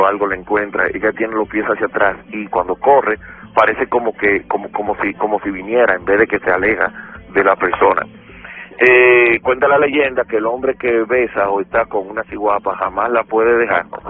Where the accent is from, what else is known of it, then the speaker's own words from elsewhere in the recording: Dominican Republic; soy un negrito caribeño de República Dominicana